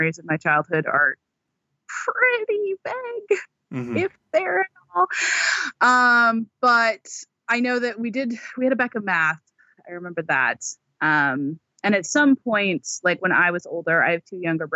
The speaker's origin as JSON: {"language": "English", "town": "Seattle", "region": "Washington", "country": "United States", "tie": "born or raised there", "said": "I was born and raised in Washington State, still here. Born in Seattle."}